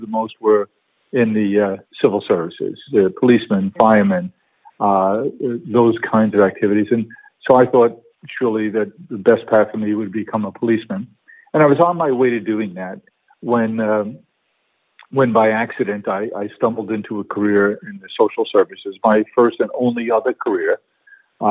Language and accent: English; New York City, New York, United States; I grew up in Queens, South Queens